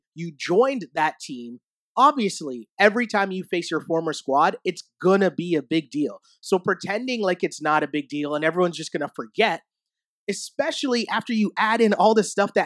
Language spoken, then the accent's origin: English; Canada; as a Canadian.